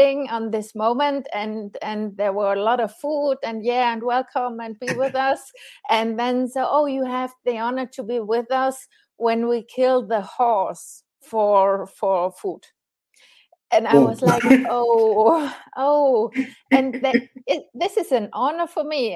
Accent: Germany; now in Switzerland; I'm from Germany and living in Switzerland

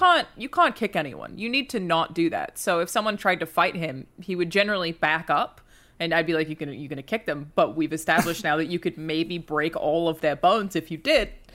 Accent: Australia; moved away; I'm Australian

